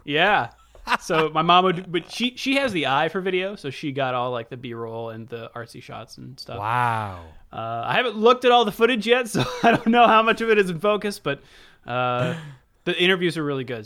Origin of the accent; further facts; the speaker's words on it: United States; I'm American